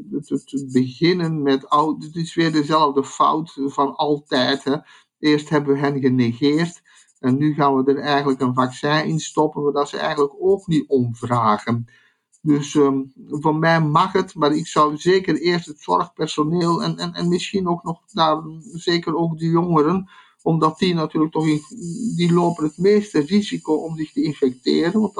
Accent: Zeeland, Netherlands; bovendien zijn wij Zeeuws-Vlamingen. Dat is zo, een Zeeuws-Vlaming, dat is het, uh, het algemene gemiddelde tussen België en Nederland.

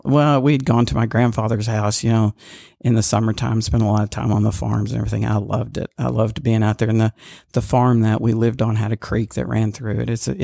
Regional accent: Walnut Ridge, Arkansas, United States; Yes. I didn't grow up on a farm, but I grew up in Walnut Ridge.

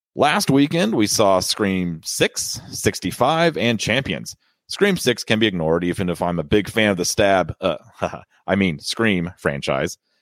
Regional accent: Washington, District of Columbia, United States; my hometown of Washington, D C

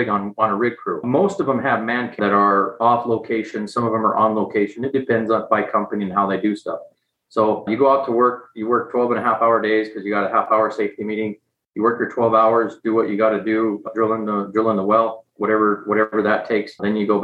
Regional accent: Montana, United States; I grew up in Montana.

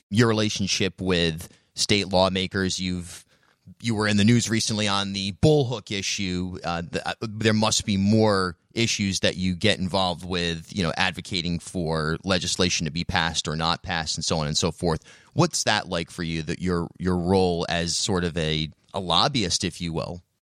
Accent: Charlestown, Rhode Island, United States; I grew up in Charlestown out in the woods and spent a lot of time hanging out with turtles

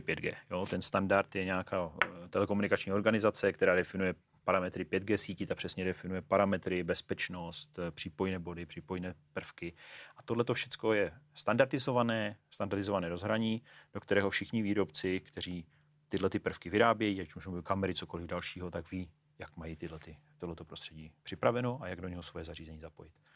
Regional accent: Ostrava, Moravian-Silesian Region, Czechia; also born or lived in Brno; now in Prague, Czech Republic; jsem z Ostravy, studoval jsem v Brně, žiju v Praze

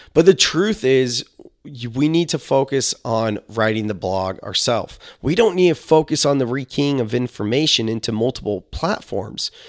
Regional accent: Silicon Valley, California, United States; I'm a millennial from Silicon Valley

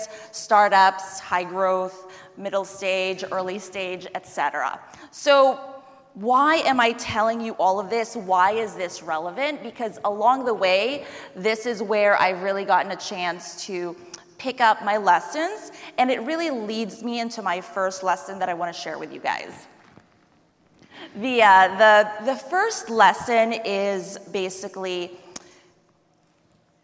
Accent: New York City, New York, United States; I am from New York City.

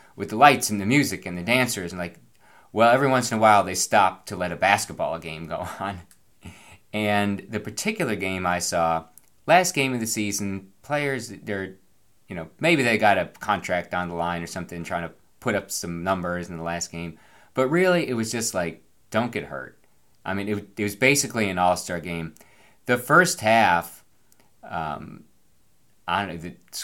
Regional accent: Binghamton, New York, United States; also born or lived in Washington, D.C.; when I was a kid, it was the Binghamton Whalers.

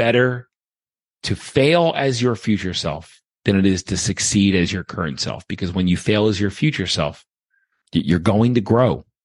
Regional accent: Baltimore, Maryland, United States; also born or lived in Okinawa, Japan; now in St. Charles, Missouri, United States; I was from Baltimore

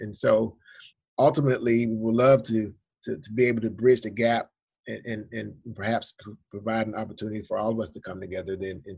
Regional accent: Georgia, United States; my home state of Georgia

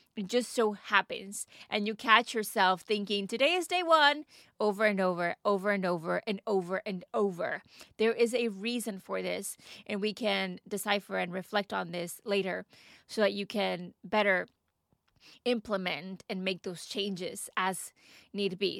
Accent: Texas, United States; moved away as an adult; also born or lived in Dubai; now in United Kingdom; I am from Texas and we get beautiful sunny weather year round

